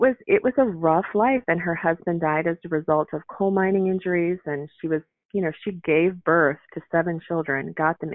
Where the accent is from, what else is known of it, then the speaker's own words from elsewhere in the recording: Chicago, Illinois, United States; moved away as an adult; also born or lived in New York City / Los Angeles; now in Pacific Northwest, United States; I was born in Chicago. We spent some time in Central Illinois, but then I went back to Chicago towards high school. Went to college there